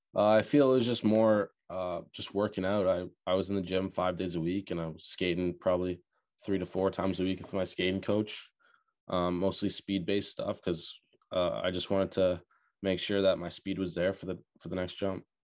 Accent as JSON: {"language": "English", "town": "Burlington", "region": "Ontario", "country": "Canada", "tie": "born or raised there", "also_born_or_lived": "Oakville, Ontario", "lives_now": "Charlottetown, Canada", "said": "I was born in Oakville, um, sadly, parents split up around when I was eight years old, moved to Burlington"}